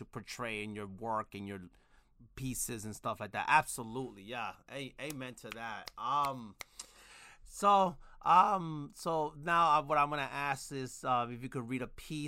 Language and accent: English; New York City, New York, United States; I'm originally from Brooklyn, New York. So I grew up, like, I was born in the 80s, but I was pretty much grew up in the 90s